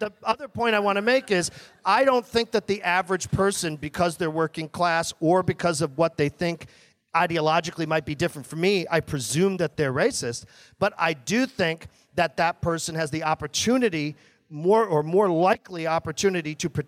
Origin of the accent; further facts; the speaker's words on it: New England, United States; I come from New England